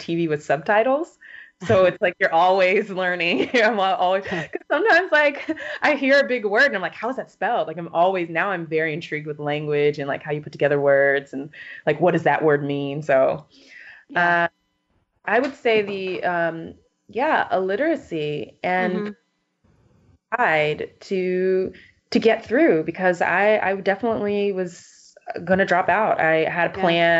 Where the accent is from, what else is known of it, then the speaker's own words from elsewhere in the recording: Texas, United States; moved away; I'm originally from Texas